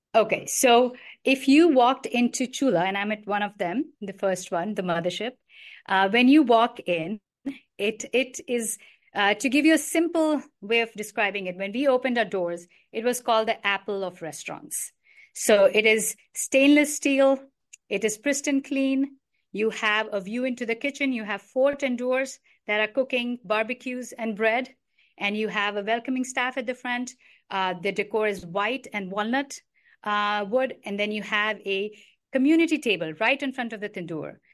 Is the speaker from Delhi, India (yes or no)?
yes; New Delhi, Delhi, India; moved away; also born or lived in Karnataka; I grew up in New Delhi